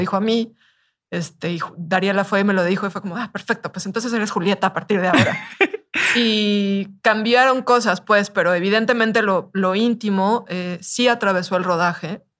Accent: Mexico; soy mexicana

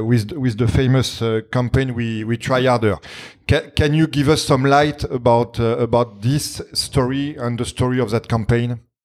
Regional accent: France; accent: French; English is a second language; my French accent

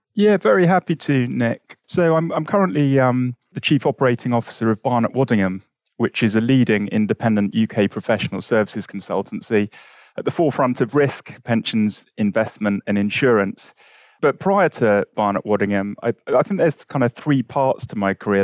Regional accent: London, United Kingdom; I was brought up in West London

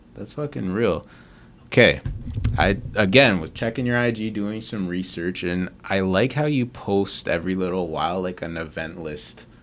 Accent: Mississauga, Ontario, Canada; I'm from Mississauga, like, really good places to grow up

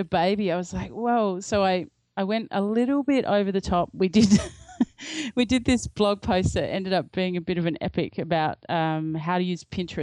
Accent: Australia; I'm from Australia

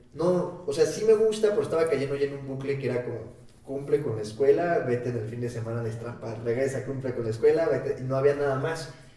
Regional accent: Mexico; somos mexicanos

